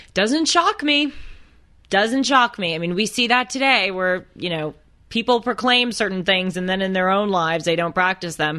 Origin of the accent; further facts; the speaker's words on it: Los Angeles, California, United States; I grew up in Los Angeles, going to private schools in an ultra-liberal group